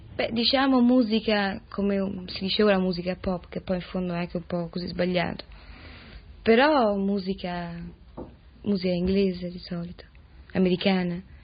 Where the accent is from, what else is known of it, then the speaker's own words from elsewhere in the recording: Rome, Lazio, Italy; ho sempre vissuto a Roma, certo da bambina molto piccola